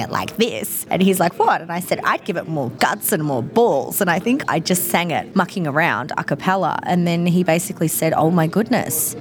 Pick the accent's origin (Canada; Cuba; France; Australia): Australia; Melbourne, Victoria; Melbourne's my hometown.